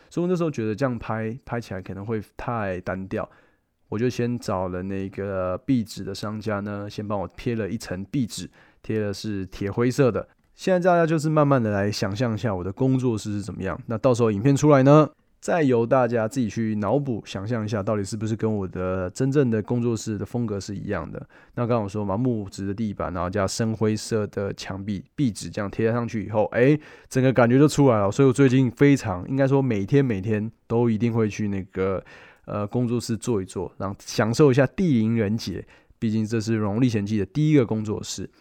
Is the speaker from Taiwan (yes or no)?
yes; Taiwan; 我们台湾人